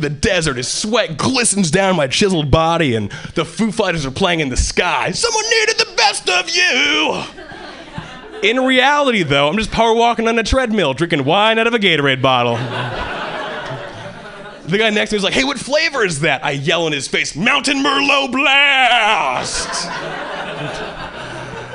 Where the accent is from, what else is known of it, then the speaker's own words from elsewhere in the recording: Hawaii, United States; moved away as an adult; now in Boston, United States; I was born and raised in Hawaii, and three years ago, I moved to Boston